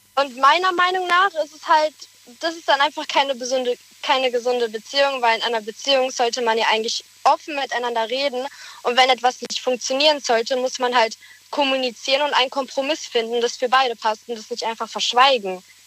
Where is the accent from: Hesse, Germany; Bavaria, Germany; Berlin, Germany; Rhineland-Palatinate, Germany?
Rhineland-Palatinate, Germany; Speyer; Aus Speyer.